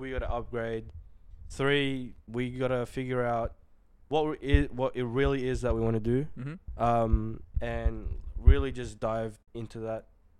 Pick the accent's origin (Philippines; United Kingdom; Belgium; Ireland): Philippines; moved away; I grew up in the Philippines, as you guys and girls know.